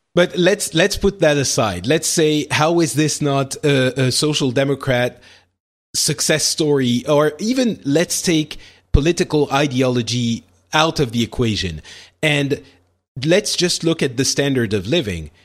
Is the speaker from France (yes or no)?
yes; France; in France, we, we don't have that, or at least I didn't when I was growing up